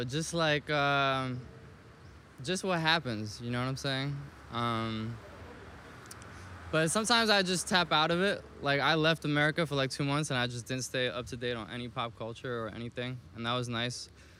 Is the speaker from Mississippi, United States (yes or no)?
no; New York, United States; also born or lived in Paris, France; I think I ended up getting more opportunities and shit growing up in New York and being exposed to more, like, opportunities and possibilities and shit.